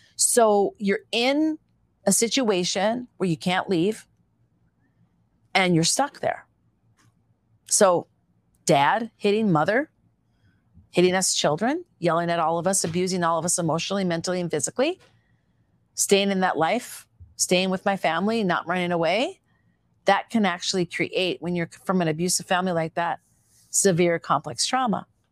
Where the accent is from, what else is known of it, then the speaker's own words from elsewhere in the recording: Minneapolis, Minnesota, United States; accent: Minnesota; also born or lived in Eagan, Minnesota / Cannon Falls, Minnesota; as a little girl, though, I first was raised on a farm in Eagan, Minnesota